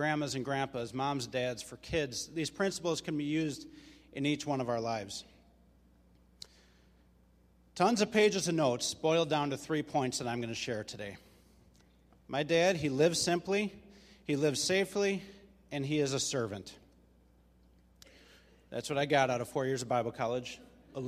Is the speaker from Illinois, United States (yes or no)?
yes; Mount Prospect, Illinois, United States; now in Des Plaines, United States; I was raised in Mount Prospect